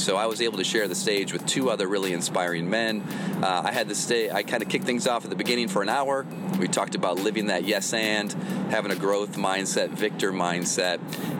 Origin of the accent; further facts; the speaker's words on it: Flint, Michigan, United States; now in Jupiter, United States; A week in the life of … as he goes back to Flint, my hometown, which I love very much.